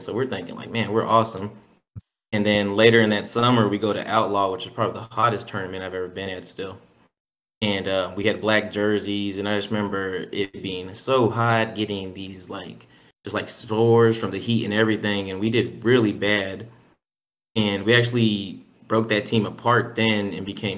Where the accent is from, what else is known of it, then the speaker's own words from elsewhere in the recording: Killeen, Texas, United States; I'm from Killeen, Texas